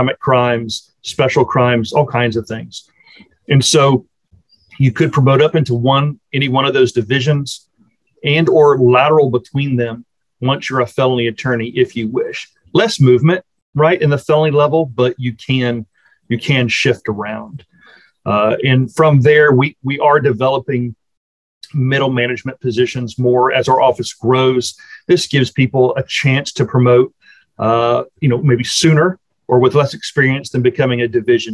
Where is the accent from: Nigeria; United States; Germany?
United States; Austin, Texas; also born or lived in College Station, Texas / Houston, Texas; I am from the Austin area. That's where I grew up